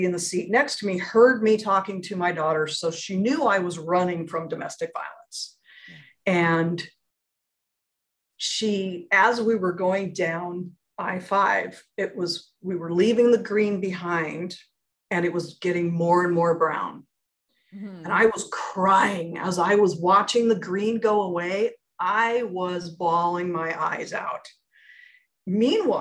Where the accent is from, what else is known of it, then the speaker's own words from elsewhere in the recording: Portland, Oregon, United States; moved away as an adult; also born or lived in Phoenix; my hometown. I grew up here